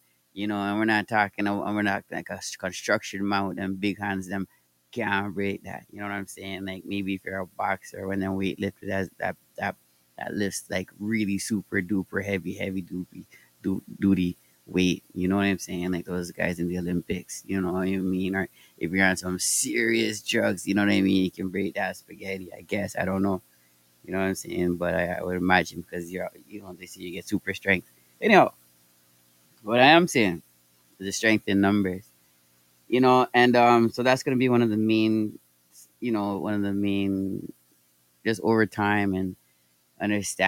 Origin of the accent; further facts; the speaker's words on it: Toronto, Ontario, Canada; I'm from Toronto, Canada.